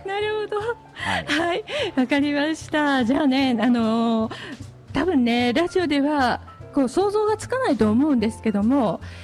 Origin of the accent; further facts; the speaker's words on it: Osaka, Japan; えー宮崎鹿児島の子なので生まれは大阪ですけども